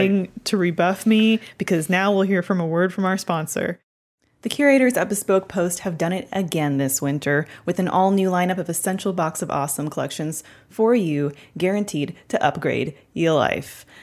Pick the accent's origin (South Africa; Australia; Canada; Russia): Canada; being from Canada